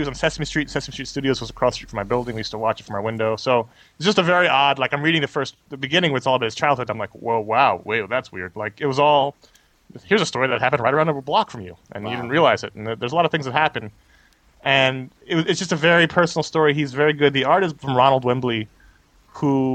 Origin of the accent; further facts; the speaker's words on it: New York City, New York, United States; I grew up in New York City at the same time period.